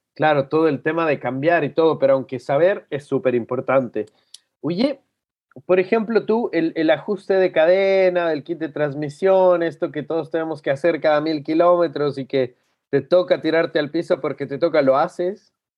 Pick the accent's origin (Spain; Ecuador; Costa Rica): Ecuador; Cuenca, Azuay; now in La Serena, Chile; que vengo de Ecuador, que de una ciudad